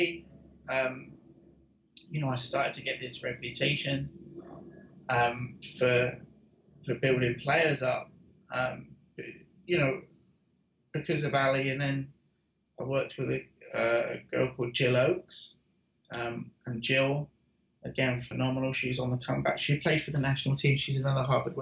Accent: United Kingdom; now in United States; I'm British

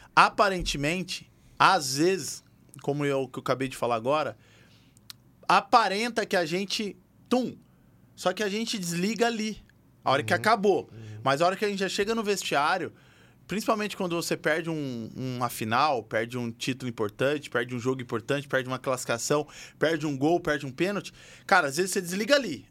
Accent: Bahia, Brazil; moved away; also born or lived in Bauru, São Paulo; eu vim da Bahia, né? Vim de Bauru, mas eu morei mais na Bahia do que em Bauru

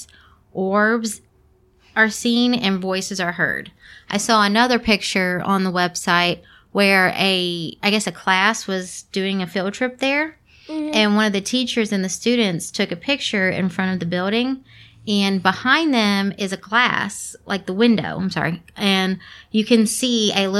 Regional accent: Kentucky, United States; also born or lived in Louisville; We are from Kentucky

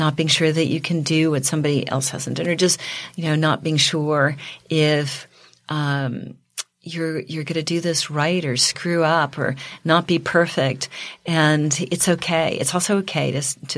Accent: Reading, Pennsylvania, United States; moved away as an adult; now in New York, United States; I grew up in Reading, Pennsylvania

